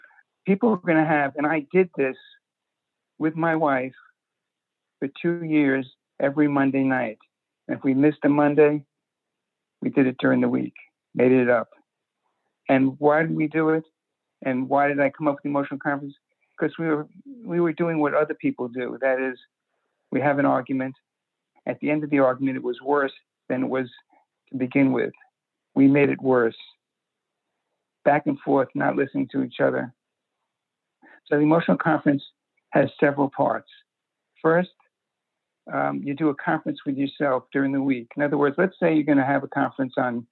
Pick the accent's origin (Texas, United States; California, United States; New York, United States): New York, United States; New York City; I grew up in Brooklyn, and it was in the 50s